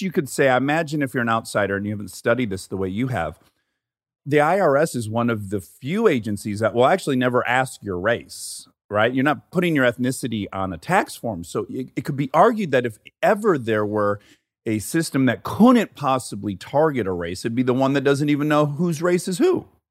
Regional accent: Detroit, Michigan, United States; moved away; 'cause I'm from Detroit.

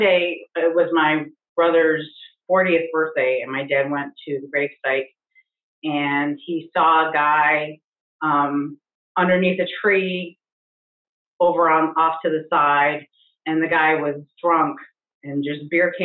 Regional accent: Ohio near Cleveland, United States; moved away as an adult; also born or lived in Alaska; now in Ohio, United States; I'm from Ohio near Cleveland.

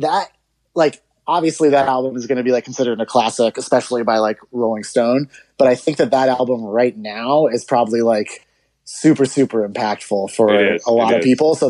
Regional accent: Seattle, Washington, United States; I grew up in Seattle.

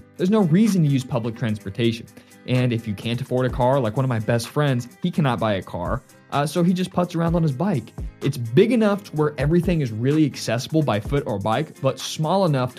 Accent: Nixa, Missouri, United States; also born or lived in Springfield, Missouri; Springfield, Missouri is a great place to live. I grew up here and technically I grew up in Nixa, but I currently live in Springfield. My entire life has been spent in and around Springfield.

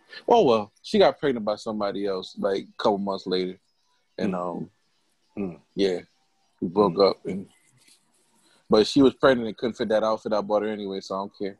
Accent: New Haven, Connecticut, United States; I'm from New Haven

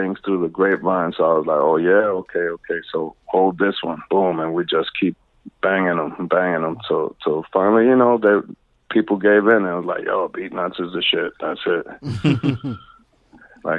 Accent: New York City, New York, United States; growing up in Jackson Heights was, you know, it was like pure hip hop at its rawness

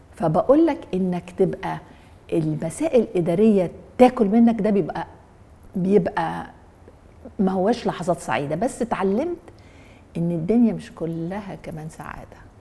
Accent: Egypt; انا مصري انا عربي

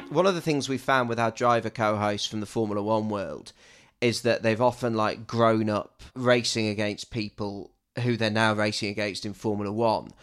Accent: Loughborough, East Midlands, United Kingdom; Loughborough's my hometown

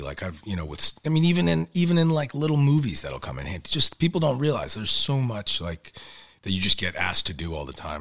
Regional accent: New York, United States; accent: New York; growing up in New York, yeah, there's, like, everyone always was like, "What, where's your New York accent?"

